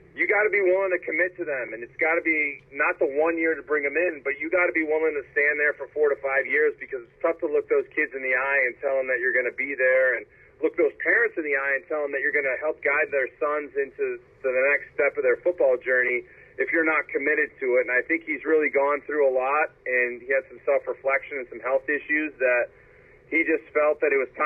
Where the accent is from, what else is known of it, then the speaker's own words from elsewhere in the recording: Ohio, United States; Growing up in Ohio